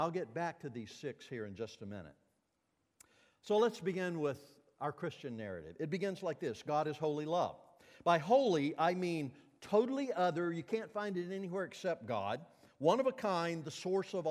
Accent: Mississippi, United States; when I was a kid growing up in Mississippi and Martin Luther King was marching in the streets of my town

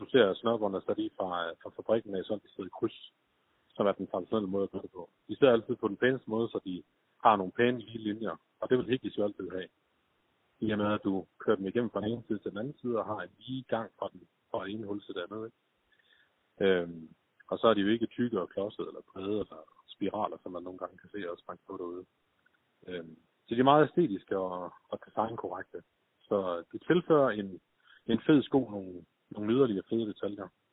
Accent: Skive, Central Denmark Region, Denmark; jeg var født og opvokset i Skive

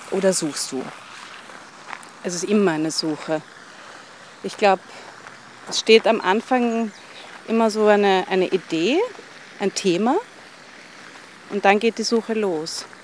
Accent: Vienna, Austria; Also, ich komme eben aus Wien und wir haben gerade darüber gesprochen, wie imperial und wie schön Wien ist.

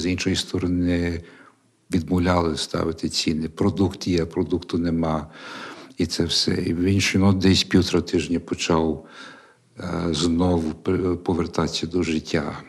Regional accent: Canada; moved away as an adult; now in Ukraine; я канадець, тобто я моє виховання англійське

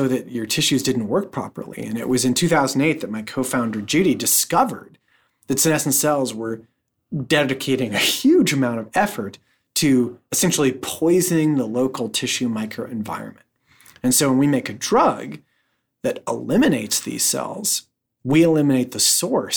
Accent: just north of San Francisco, California, United States; I was born in San Francisco, and I was raised just north of San Francisco

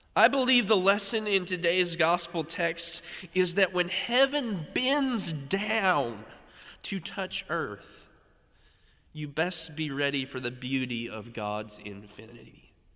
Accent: North Carolina, United States; a conservatory in my home state

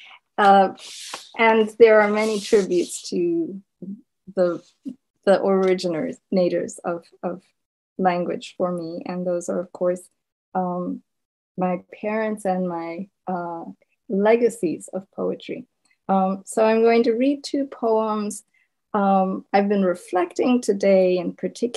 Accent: Zimbabwe; first language Shona; English is a second language; moved away as an adult; now in United States; my first language had been Shona, growing up in Zimbabwe

